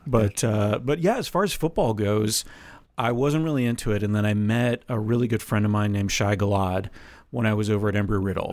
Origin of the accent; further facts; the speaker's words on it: Florida, United States; I grew up in Florida, like Tampa, Jacksonville, Miami